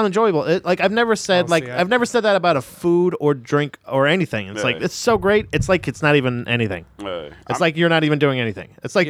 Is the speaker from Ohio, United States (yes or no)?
no; Florida, United States; I'm from Florida.